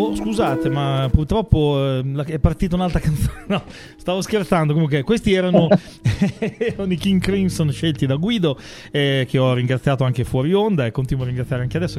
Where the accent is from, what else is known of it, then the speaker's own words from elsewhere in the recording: Emilia-Romagna, Italy; io che sono romagnolo quindi tendenzialmente sono un po' sburone